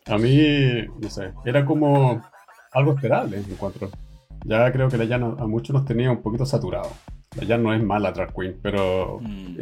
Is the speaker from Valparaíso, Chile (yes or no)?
yes; Viña del Mar, Valparaíso, Chile; moved away as an adult; now in Sweden; Pero soy chileno. Yo crecí y me crié en, en, Chile, pues soy de Viña.